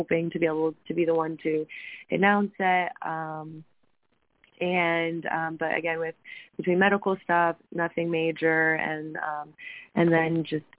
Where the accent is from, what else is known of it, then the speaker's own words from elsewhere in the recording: Ohio, United States; we're from Ohio